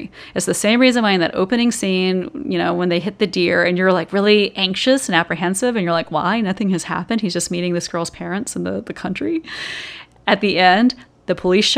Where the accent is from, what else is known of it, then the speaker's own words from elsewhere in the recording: Georgia, United States; growing up in Georgia